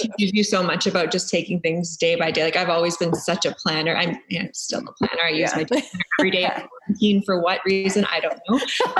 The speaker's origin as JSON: {"language": "English", "area": "near Thunder Bay", "region": "Northern Ontario", "country": "Canada", "tie": "born or raised there", "also_born_or_lived": "Fort Lauderdale, Florida / Muskoka, Ontario", "moved": "as an adult", "said": "We grew up around Thunder Bay, small town, 2 hours outside of Thunder Bay. And then my parents actually moved to their cottage 2 years ago. So they've been living up here."}